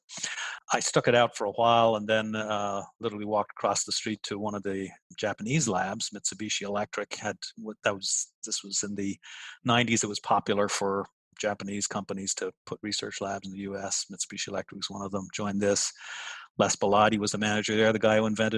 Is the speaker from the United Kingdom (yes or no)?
no; Dublin, Leinster, Ireland; moved away as an adult; also born or lived in United States; now in Pittsburgh, United States; I'm this kid in Dublin, Ireland